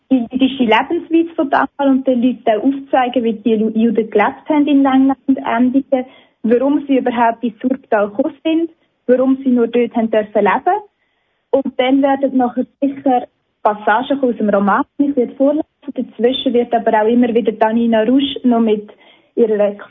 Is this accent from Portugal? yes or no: no; Surbtal, Aargau, Switzerland; Ich bin selber im Surtal aufgewachsen und bin halt schon als Kind mit dieser jüdischen Geschichte und dieser Vergangenheit konfrontiert worden